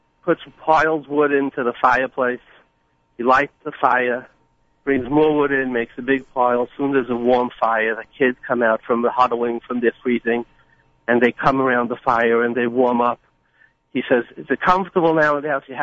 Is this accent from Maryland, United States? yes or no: no; New York City, New York, United States; I grew up in Borough Park and Flatbush with all the good Jews